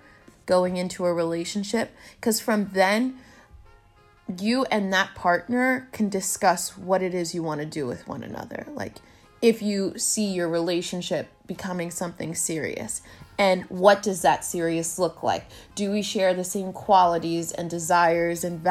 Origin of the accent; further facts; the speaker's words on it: United States; I was born in the States, but I'm also of Haitian descent because my parents were born in Haiti.